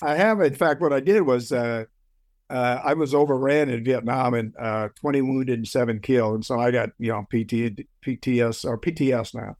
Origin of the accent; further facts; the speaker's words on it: United States; I'm an American